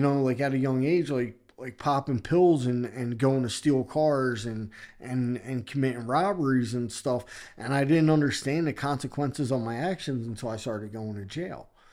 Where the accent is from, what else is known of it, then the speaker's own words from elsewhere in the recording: Philadelphia, Pennsylvania, United States; I grew up in Philadelphia and I grew up in a neighborhood in Philadelphia called Kensington